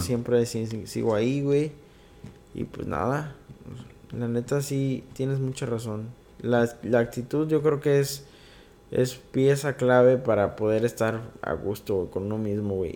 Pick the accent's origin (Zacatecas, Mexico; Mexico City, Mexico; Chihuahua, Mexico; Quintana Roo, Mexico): Mexico City, Mexico; Y yo, yo soy chilango